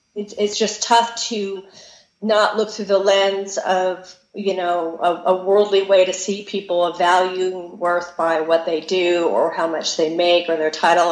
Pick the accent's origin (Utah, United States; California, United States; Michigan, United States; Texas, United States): California, United States; I'm from California